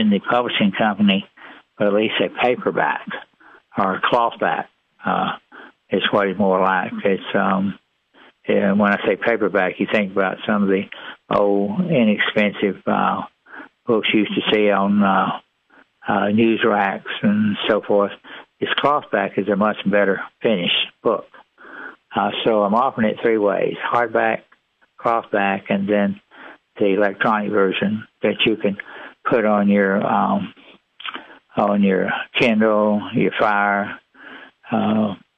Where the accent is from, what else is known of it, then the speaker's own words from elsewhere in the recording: East Texas, United States; also born or lived in Irving, Texas; when I was a young kid growing up in East Texas